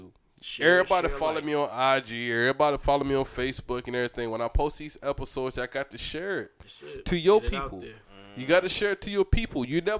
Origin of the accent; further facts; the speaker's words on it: Brunswick, United States; we grew up in Brunswick together.